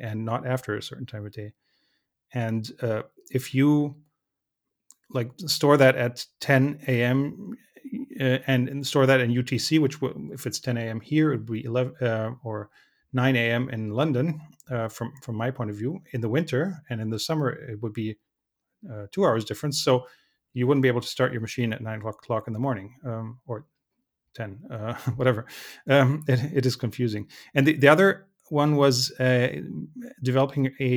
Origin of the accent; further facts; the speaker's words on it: Germany